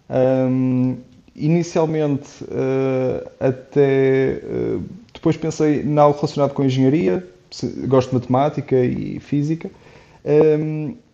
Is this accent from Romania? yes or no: no; Porto, Norte, Portugal; moved away as an adult; also born or lived in Czech Republic; now in Switzerland; eu sou, sou do Porto, tenho 29 anos e neste momento estou, estou a morar e a, e a trabalhar na Suíça.